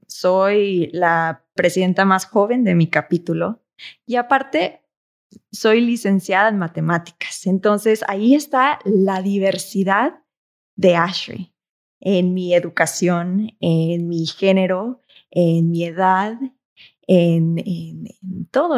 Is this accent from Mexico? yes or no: yes; Mexico; de ser mexicanos